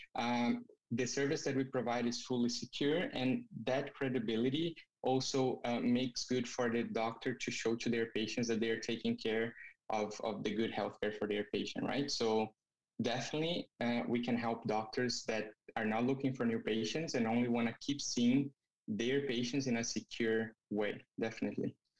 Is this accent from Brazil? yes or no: yes; Brazil; moved away as an adult; now in Canada; I'm originally from Brazil